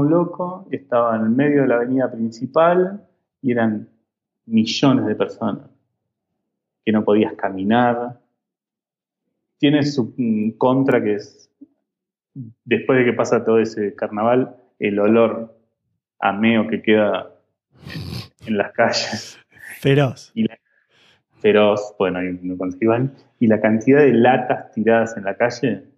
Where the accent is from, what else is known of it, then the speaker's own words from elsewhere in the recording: Argentina; now in Mexico; vuelvo a Argentina